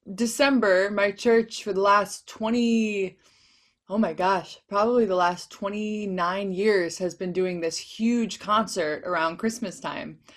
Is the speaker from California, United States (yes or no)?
no; Chicago, Illinois, United States; moved away; also born or lived in Los Angeles; I'm from Chicago